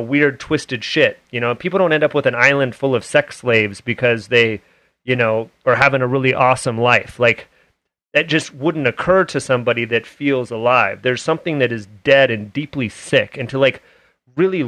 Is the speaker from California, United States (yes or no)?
yes; Oakland, California, United States; also born or lived in Hayward; now in Utah, United States; I grew up in Hayward and Oakland area in the Bay Area